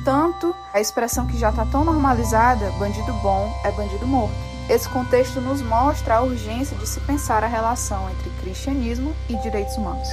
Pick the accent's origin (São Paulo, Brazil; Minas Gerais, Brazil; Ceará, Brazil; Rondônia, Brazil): Ceará, Brazil; Fortaleza; Eu falo aqui de Fortaleza, nasci em Fortaleza e ainda estou por aqui.